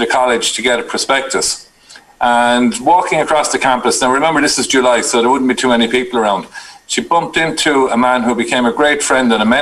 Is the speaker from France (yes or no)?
no; New Ross, Leinster, Ireland; now in Carlow, Ireland; I was born and reared just outside of New Ross in County Wexford